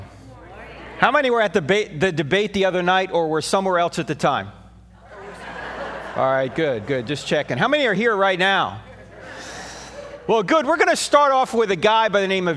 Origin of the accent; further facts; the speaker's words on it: New Jersey, United States; moved away; I'm originally from New Jersey, all right? So I speak at 150 words a minute with gusts to 350